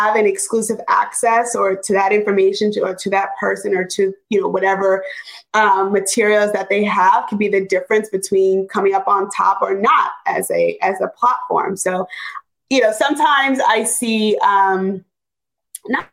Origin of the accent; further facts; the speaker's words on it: New York, United States; moved away as an adult; now in Los Angeles, United States; I was, you know, a New Yorker